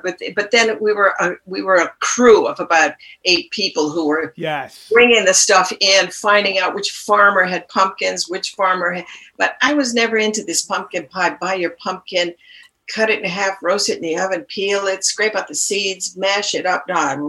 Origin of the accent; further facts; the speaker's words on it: New York, United States; now in Lund, Sweden; I came from New York in 1968. I cannot live there.